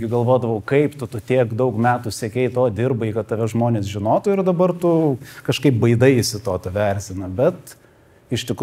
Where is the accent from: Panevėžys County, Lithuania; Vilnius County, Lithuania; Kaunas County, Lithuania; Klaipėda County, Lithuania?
Klaipėda County, Lithuania; Klaipėda; Aš čia beje augau Klaipėdoje, kas nežino, tai aš vietinis.